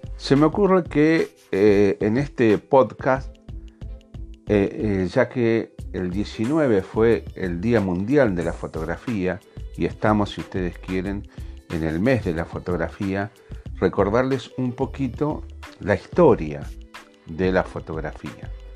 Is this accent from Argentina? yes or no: yes; Argentina; Yo soy de Argentina